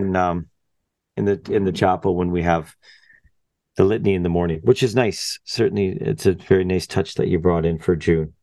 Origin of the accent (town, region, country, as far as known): Canada